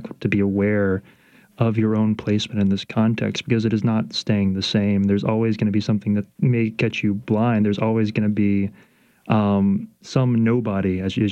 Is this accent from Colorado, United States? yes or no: no; Baton Rouge, Louisiana, United States; also born or lived in New Orleans; Being in the South, particular, growing up in Baton Rouge, and being in New Orleans